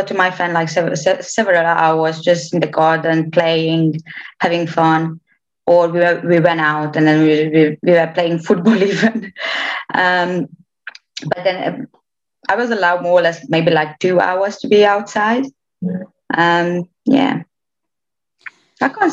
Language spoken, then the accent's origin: English; Romania; English is a second language; moved away as an adult; also born or lived in Oradea; now in United Kingdom; half Romanian, but born and raised in Romania